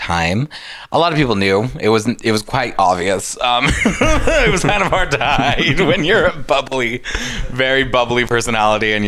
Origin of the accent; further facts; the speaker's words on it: Grande Prairie, Alberta, Canada; also born or lived in South Africa; I was born in Grand Prairie.